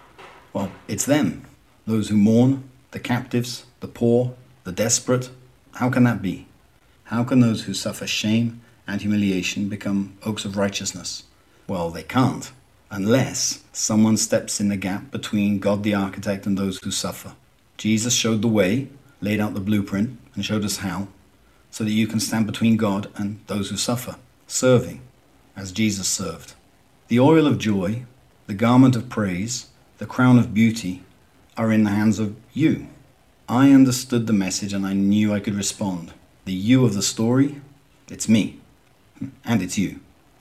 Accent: Southampton, South East England, United Kingdom; accent: southern Southampton; moved away as an adult; now in Fortaleza, Brazil; I'm English by origin, but I have lived in Brazil for 23 years, and so I'm afraid my strong southern Southampton accent has gone away.

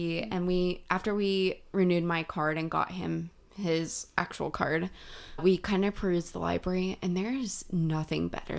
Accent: Broward County, Florida, United States; moved away; I'm from Broward County

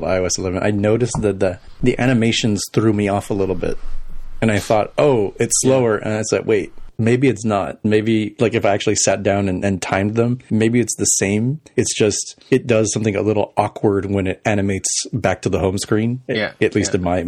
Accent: El Paso, Texas, United States; moved away; my hometown of El Paso

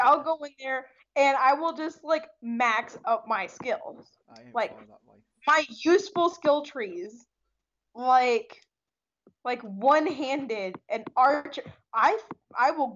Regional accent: United States; I'm American.

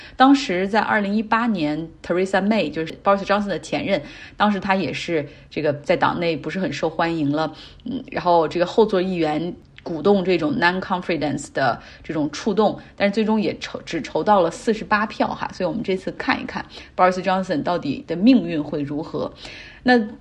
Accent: China; 但我们都知道中国人的这种周期最后会以春节为重新的一个开始

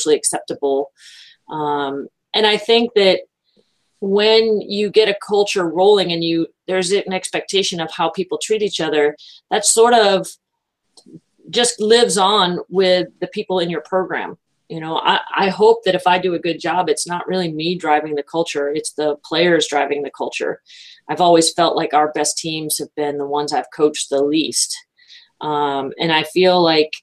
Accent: Florida, United States; born or raised there; also born or lived in Massachusetts

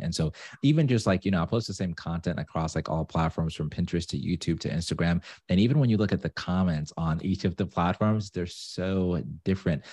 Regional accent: Zimbabwe; now in Atlanta, United States; I'm from Zimbabwe, but I live in Atlanta.

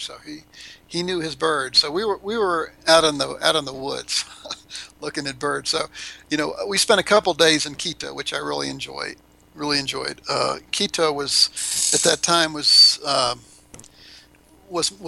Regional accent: Florida, United States; moved away as an adult; also born or lived in Tallahassee, Florida; now in Cuenca, Ecuador; I'm from Florida

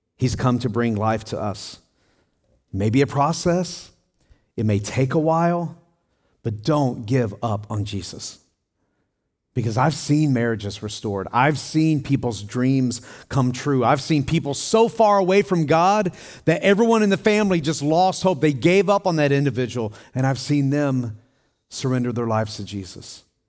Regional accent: Tennessee, United States; I grew up in Tennessee on four acres of land

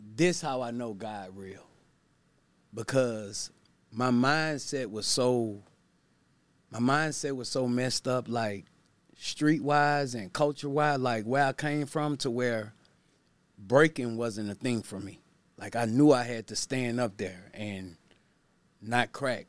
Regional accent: Baton Rouge, Louisiana, United States; I'm from Baton Rouge, Louisiana

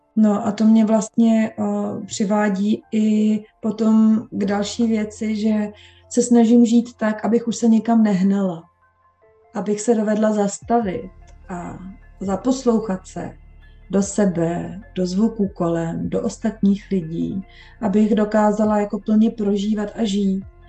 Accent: Bohemia, Czechia; moved away as an adult; also born or lived in London, England; přestěhovala jsem se z Anglie zpátky do Čech

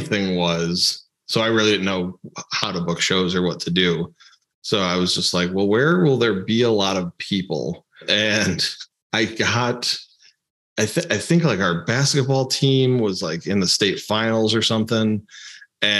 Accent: Chicago, Illinois, United States; moved away; I grew up in the Chicago area.

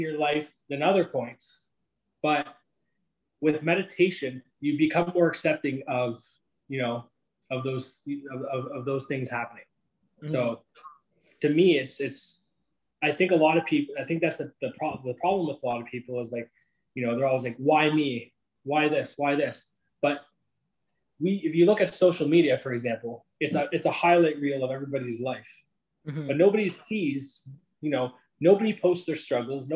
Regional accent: Sarnia, Ontario, Canada; moved away; also born or lived in Greater Toronto Area; I'm from a small town of Sarnia, Ontario.

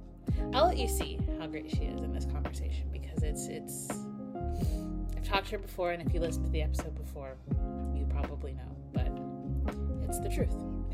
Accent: Tennessee, United States; also born or lived in Ohio; now in Los Angeles, United States; I grew up partially in Ohio, and then we moved to Tennessee. But I'm very grateful for having moved out

